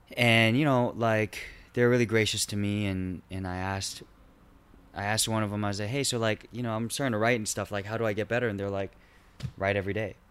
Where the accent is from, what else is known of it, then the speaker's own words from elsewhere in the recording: Irvine, California, United States; also born or lived in Garden Grove / Chula Vista; I was born in Garden Grove. Um, grew up mostly in Irvine, two years in Chula Vista